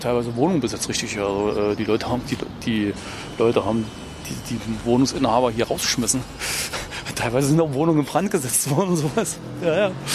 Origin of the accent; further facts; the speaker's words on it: Thuringia, Germany; moved away as an adult; now in Berlin, Germany; ich stamme aus Thüringen.